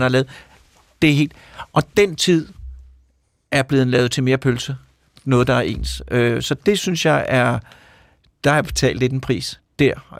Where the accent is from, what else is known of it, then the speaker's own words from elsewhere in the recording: Copenhagen suburbs, Capital Region of Denmark, Denmark; also born or lived in Mørkhøj / Sorgenfri; jeg kommer fra forstederne. Øh, de københavnske forsteder, først var det Mørkhøj, øh, og så var det Sorgenfri